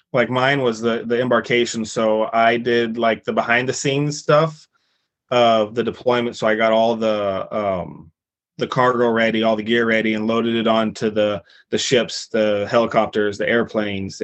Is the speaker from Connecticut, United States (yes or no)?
no; Kellogg, Idaho, United States; moved away as an adult; also born or lived in Cherry Point, North Carolina; I grew up in Kellogg, Idaho, just a couple hours away from Seattle